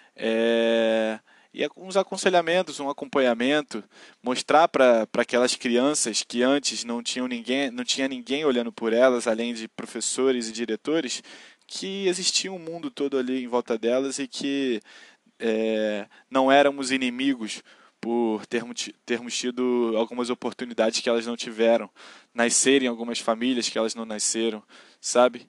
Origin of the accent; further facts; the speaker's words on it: Rio de Janeiro, Brazil; accent: carioca; moro na periferia do Rio de Janeiro, sou carioca da Gema, assim como vocês podem perceber pelo sotaque.